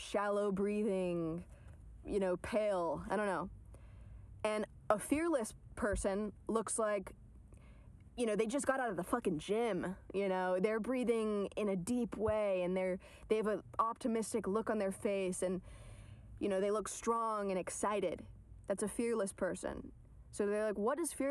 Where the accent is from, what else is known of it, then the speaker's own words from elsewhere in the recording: Atlanta, Georgia, United States; also born or lived in New York; now in Los Angeles, United States; I'm from Atlanta